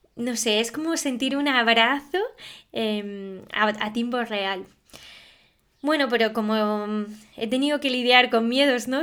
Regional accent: Alpujarra, Andalusia, Spain; la Alpujarra, que es de donde soy yo

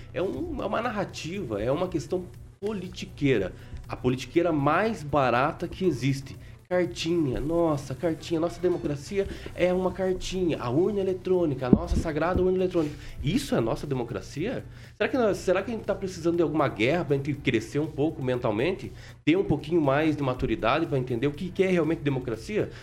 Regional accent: Brazil; como brasileiro

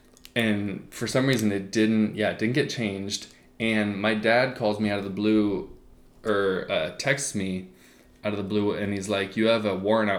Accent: Oregon, United States; We're from Oregon.

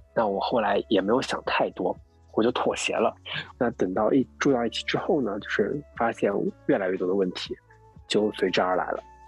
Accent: Jiangsu, China; now in Shanghai, China; 我江苏人

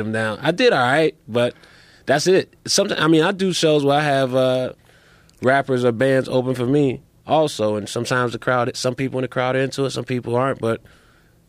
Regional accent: Chicago, Illinois, United States; I'm from Chicago

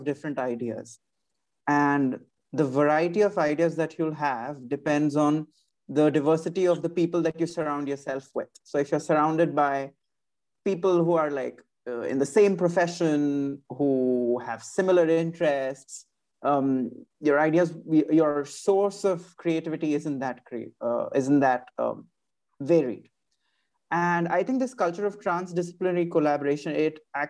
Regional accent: Mumbai, Maharashtra, India; moved away as an adult; also born or lived in Ahmedabad, India; now in France; I was born and raised in Mumbai, India, and I did my schooling and design education there.

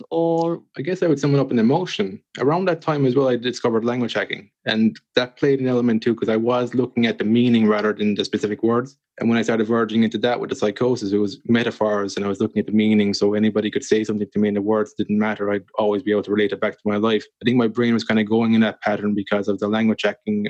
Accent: Ireland; a guy growing up in Ireland

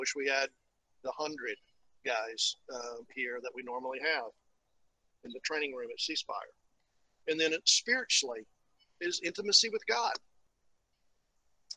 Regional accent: East Tennessee, United States; moved away; the valley where I grew up in East Tennessee

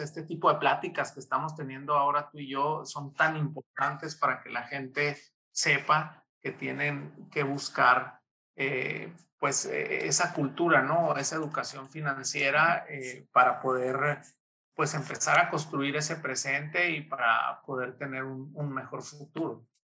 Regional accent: Mexico; como mexicanos

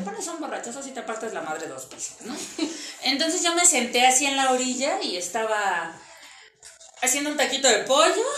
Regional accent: Iztapalapa, Mexico City, Mexico; soy de Iztapalapa

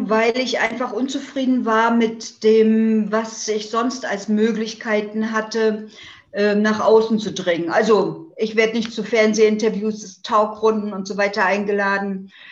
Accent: East Germany, Germany; Ich bin ja aus der DDR und muss sagen, wir DDR-Frauen waren da schon ein sehr ähm, tolerantes System gewohnt.

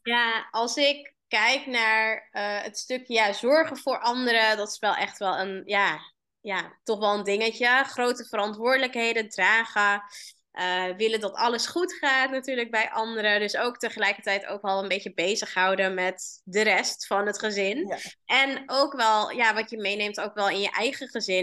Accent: Amsterdam, North Holland, Netherlands; Waar kom ik vandaan? Ik kom uit eh, Amsterdam

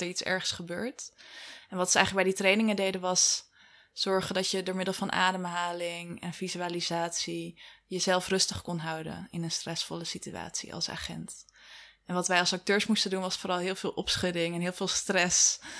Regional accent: Wageningen, Gelderland, Netherlands; Ik ben geboren in Wageningen

